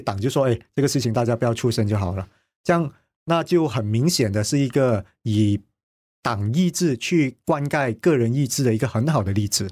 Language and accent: Chinese; Kuala Lumpur, Malaysia; 我在紫博街区成长了四十二年，就我从我出生满月的那一刻呢，我就已经搬来紫博街区了